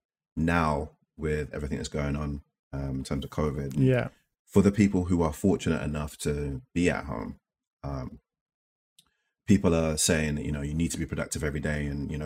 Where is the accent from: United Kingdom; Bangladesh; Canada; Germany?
United Kingdom; London; I guess growing up in East London